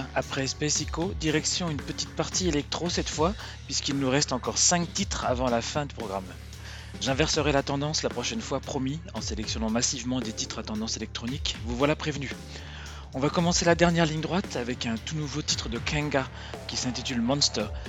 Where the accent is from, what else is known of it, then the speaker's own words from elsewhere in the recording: France; on revient chez nous en France